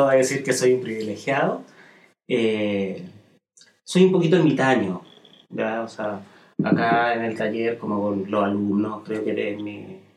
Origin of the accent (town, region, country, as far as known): Santiago, Santiago Metropolitan, Chile